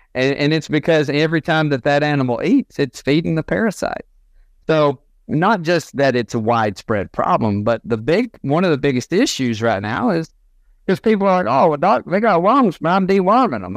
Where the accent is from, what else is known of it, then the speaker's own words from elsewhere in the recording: Northwest Georgia, United States; Born and raised in Northwest Georgia.